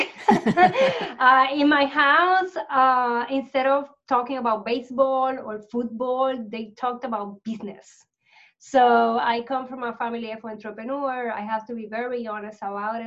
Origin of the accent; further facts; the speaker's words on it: Puerto Rico; I grew up in Puerto Rico